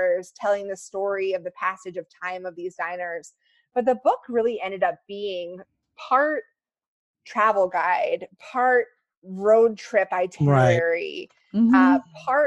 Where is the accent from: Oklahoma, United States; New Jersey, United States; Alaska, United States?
New Jersey, United States; I was raised in New Jersey